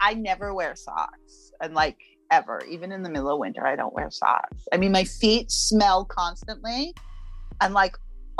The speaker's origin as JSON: {"language": "English", "region": "New England", "country": "United States", "moved": "yes", "lives_now": "Brooklyn, United States", "said": "One, I'm in Brooklyn, so it doesn't really get super cold here. I'm also from New England, so I'm used to cold."}